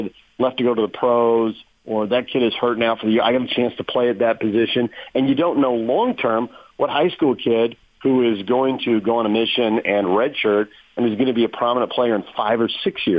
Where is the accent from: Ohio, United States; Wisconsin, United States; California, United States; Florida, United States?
California, United States; Southern; I grew up in Southern California